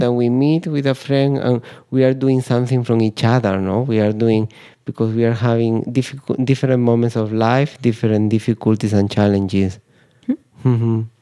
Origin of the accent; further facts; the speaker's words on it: Spain; I'm from Spain